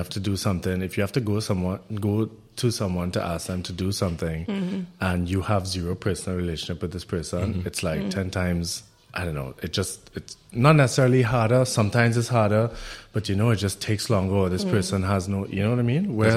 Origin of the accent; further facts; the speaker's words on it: Trinidad & Tobago; moved away as an adult; now in Berlin, Germany; growing up in Trinidad